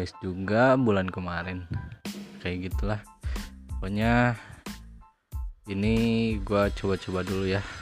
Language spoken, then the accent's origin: Indonesian; Bandung, West Java, Indonesia; born there; gitu kan gue lahir di Bandung